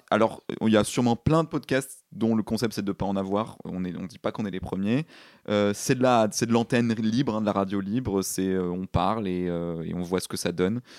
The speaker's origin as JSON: {"language": "French", "town": "Paris", "region": "Île-de-France", "country": "France", "said": "Donc oui, parce qu'on est des Parisiens évidemment, sinon c'est pas drôle."}